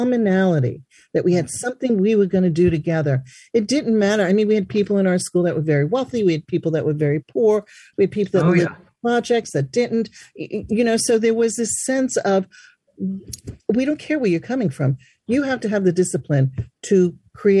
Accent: New York City, New York, United States; I grew up in Brooklyn in a place called South Brooklyn, which is now called Park Slope

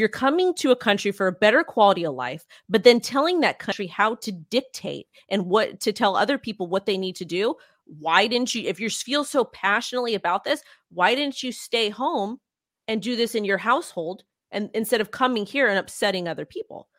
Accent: United States; I'm American

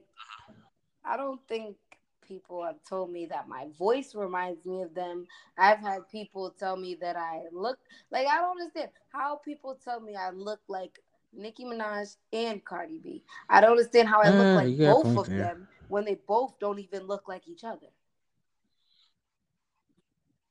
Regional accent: East Coast, United States; accent: East Coast; I'm from the East Coast

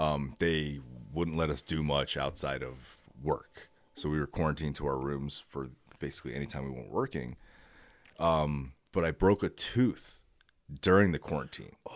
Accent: United States; being American, like, I, I was born in America. I've lived here my whole life.

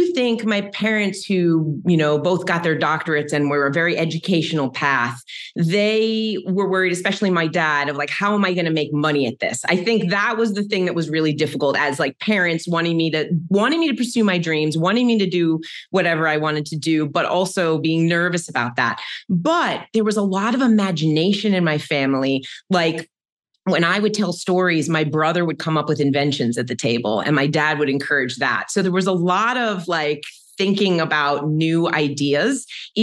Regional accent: Maryland, United States; I grew up in Maryland and I came from a very sciencey family

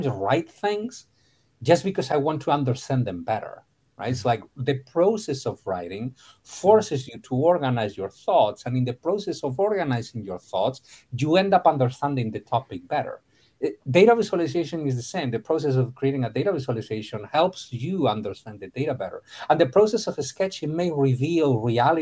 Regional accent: A Coruña, Galicia, Spain; English is a second language; moved away as an adult; also born or lived in Madrid / Chapel Hill, North Carolina / Brazil; now in Miami, United States; I was born in Spain, northwestern Spain. So I am a Galician. Okay. I was born in Galicia, in La Coruña.

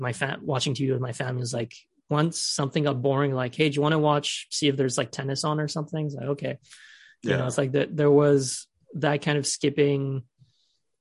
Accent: Switzerland; moved away; I grew up in Switzerland, which is filled with mountains and hills and stuff.

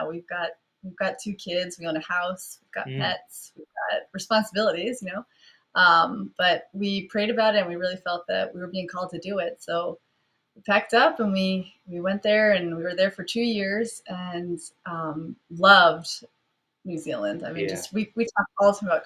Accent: New York, United States; now in Bloomington, United States; I am from New York, but right now I'm living in a tiny little town called Bloomington, Illinois

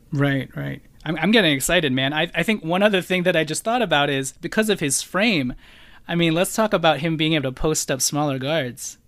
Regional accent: Los Angeles, California, United States; someone who's from L

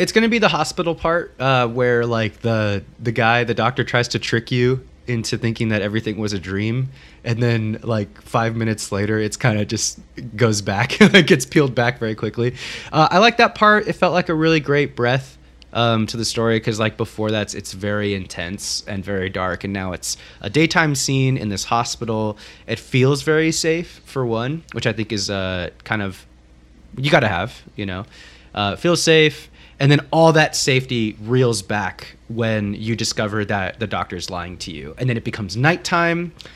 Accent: Corvallis, Oregon, United States; I grew up in the Pacific Northwest. For those of you that don't know, um, in Corvallis, Oregon, uh, Western Oregon, Willamette Valley

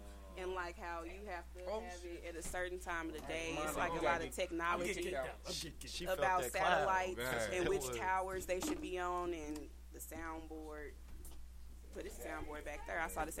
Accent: Chicago, Illinois, United States; Yeah, you from New York? I'm from Chicago.

